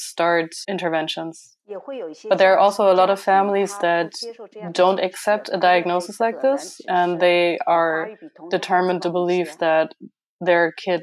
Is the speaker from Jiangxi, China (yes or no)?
yes; Nanchang, Jiangxi, China; I am from China, the province is Jiangxi province, and it's Nanchang.